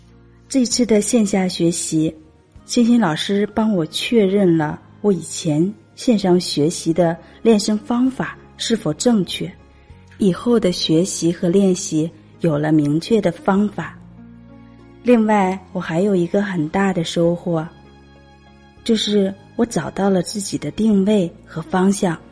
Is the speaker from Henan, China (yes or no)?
yes; Luoyang, Henan, China; 我来自河南洛阳，